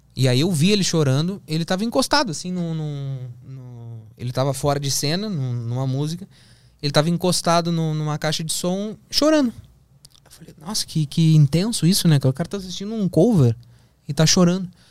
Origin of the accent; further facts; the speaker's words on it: Porto Alegre, Rio Grande do Sul, Brazil; moved away; also born or lived in São Paulo; eu sou de Porto Alegre, eu tô aqui em São Paulo